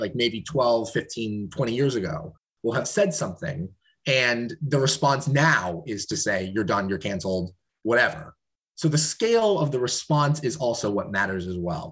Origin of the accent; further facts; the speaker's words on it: Portland, Oregon, United States; my, my home state, my home city of Portland, Oregon